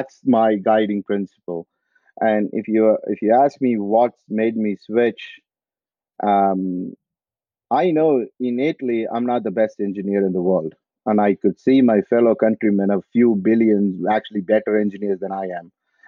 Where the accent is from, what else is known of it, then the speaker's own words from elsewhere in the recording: Coimbatore, Tamil Nadu, India; moved away as an adult; also born or lived in United States / Australia; now in France; I'm originally from India. I grew up in south of India in a place called Coimbatore